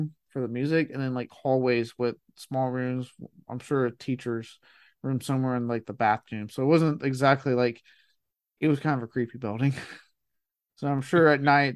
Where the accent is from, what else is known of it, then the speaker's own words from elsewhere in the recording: Blanco, Texas, United States; my hometown, Blanco, Texas